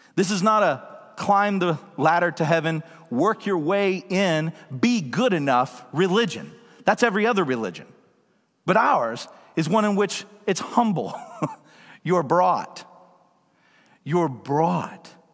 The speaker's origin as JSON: {"language": "English", "town": "Woodstock", "region": "Georgia", "country": "United States", "tie": "born or raised there", "moved": "yes", "lives_now": "Seattle, United States", "said": "I grew up in Georgia, out in the country, in a rural town called Woodstock."}